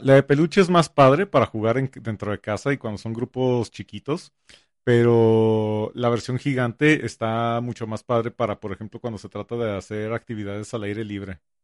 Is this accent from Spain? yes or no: no; northern Mexico, Mexico; a mí como, como norteño